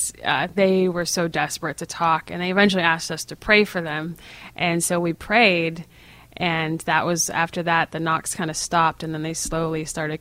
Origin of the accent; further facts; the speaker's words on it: New England, United States; I'm from New England, and so there's lots of places near me